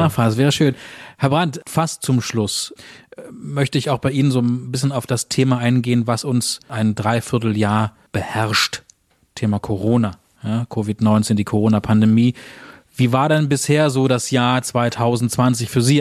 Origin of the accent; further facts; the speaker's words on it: Berlin, Germany; als Berliner